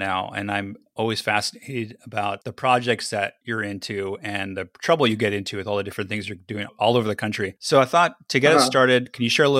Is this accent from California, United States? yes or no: yes; Los Angeles, California, United States; So I grew up in Griffith Park, so not too far. And so I was always fascinated by Pasadena as a visitor, and I live here now.